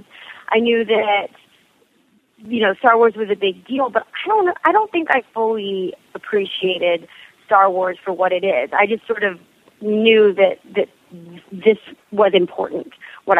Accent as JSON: {"language": "English", "town": "Arlington", "region": "Texas", "country": "United States", "tie": "born or raised there", "also_born_or_lived": "Italy / Singapore", "said": "I'm from Dallas, Fort Worth. I was born and raised in Arlington, Texas."}